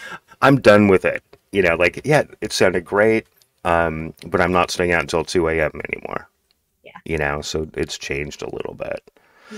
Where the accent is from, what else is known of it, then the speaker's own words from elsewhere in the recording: Seattle, Washington, United States; So, I'm primarily from Seattle, I guess. I mean, I've been in and out of here for longer than I care to admit, like 35 years.